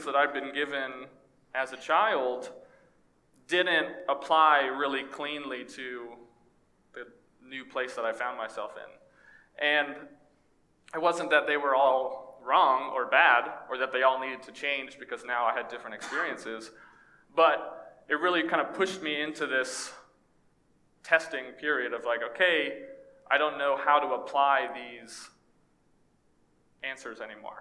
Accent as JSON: {"language": "English", "region": "East Texas", "country": "United States", "tie": "born or raised there", "also_born_or_lived": "Orlando", "moved": "as an adult", "said": "growing up in East Texas and in YWAM"}